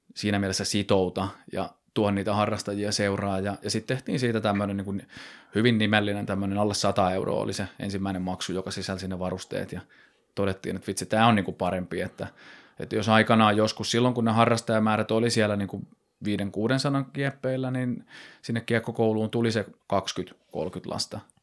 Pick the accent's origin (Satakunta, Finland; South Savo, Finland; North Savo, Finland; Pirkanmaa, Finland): Pirkanmaa, Finland; Nokia; Mä oon kiekkoiluni pelannut tuolla Nokialla, että mä oon sieltä lähtöisin